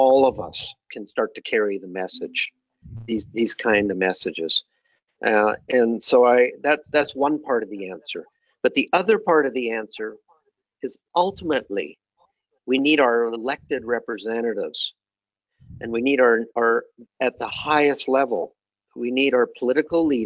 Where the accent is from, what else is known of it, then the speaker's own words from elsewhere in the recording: Canada; as a Canadian